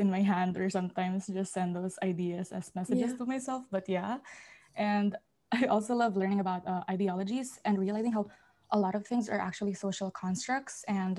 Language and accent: English; Philippines; now in Qatar; I'm currently a sophomore at Qatar, but I'm from the Philippines. So that makes me a third culture kid.